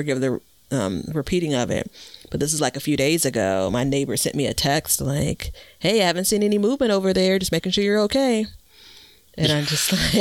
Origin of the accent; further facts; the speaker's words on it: Chicago, Illinois, United States; I'm born and raised in Chicago